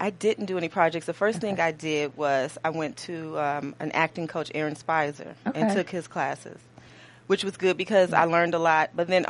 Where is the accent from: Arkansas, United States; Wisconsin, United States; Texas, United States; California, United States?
Texas, United States; Houston; moved away as an adult; now in Los Angeles, United States; Even though I'm from Houston and I'm proud to, you know, I'm glad I was raised there. But I really don't go back.